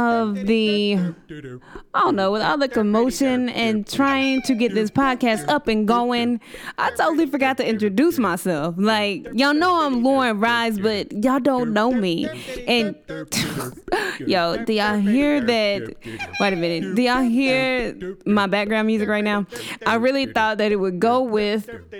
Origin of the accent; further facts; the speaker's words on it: Dallas, Texas, United States; I am born and raised in Dallas, Texas. Been here all my life